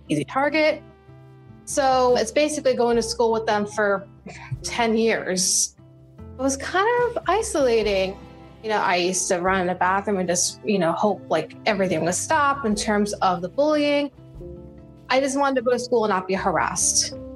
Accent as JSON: {"language": "English", "area": "Jersey Shore", "region": "New Jersey", "country": "United States", "tie": "born or raised there", "moved": "yes", "said": "I grew up in the Jersey Shore area"}